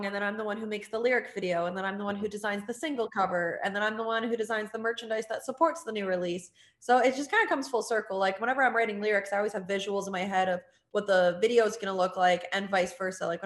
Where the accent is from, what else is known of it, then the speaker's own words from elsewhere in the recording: Ontario, Canada; moved away as an adult; now in Florida, United States; in my hometown in Ontario